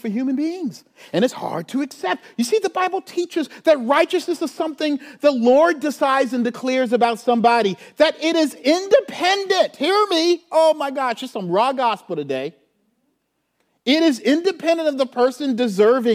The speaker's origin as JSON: {"language": "English", "town": "Charleston", "region": "South Carolina", "country": "United States", "tie": "born or raised there", "moved": "yes", "lives_now": "St. Louis, United States", "said": "I grew up in Charleston, South Carolina."}